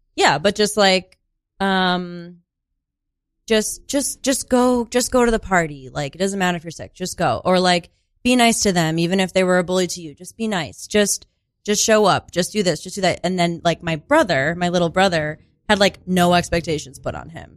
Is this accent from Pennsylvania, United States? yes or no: no; Sauquoit, New York, United States; moved away; I am actually from a very, very small rural town called Sequoit.